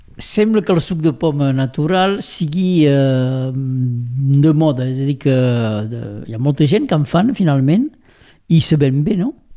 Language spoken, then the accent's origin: Catalan; Rià, Occitania, France; Com sóc de Rià